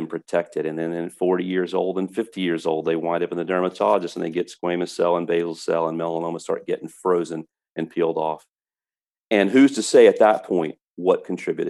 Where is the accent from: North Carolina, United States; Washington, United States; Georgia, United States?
North Carolina, United States; now in Florida, United States; I'm from North Carolina and I love North Carolina, but I don't have to live there